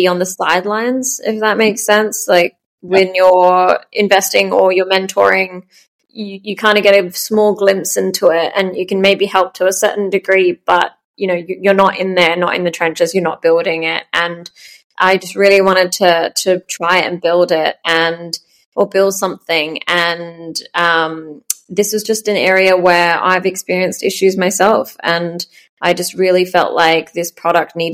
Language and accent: English; Melbourne, Victoria, Australia; moved away as an adult; also born or lived in Sweden; I'm born and raised in Melbourne. But lived in seven countries now.